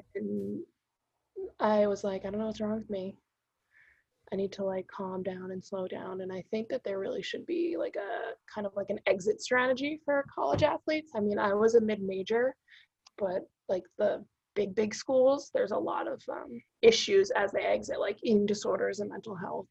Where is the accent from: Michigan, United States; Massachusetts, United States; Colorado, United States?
Massachusetts, United States; North Shore; also born or lived in Melrose, Massachusetts / Virginia; now in Somerville, United States; I grew up on the North Shore